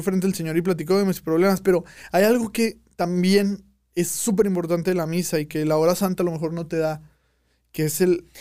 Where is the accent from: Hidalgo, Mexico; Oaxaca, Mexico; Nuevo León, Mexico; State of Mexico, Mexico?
Nuevo León, Mexico; Monterrey; como regios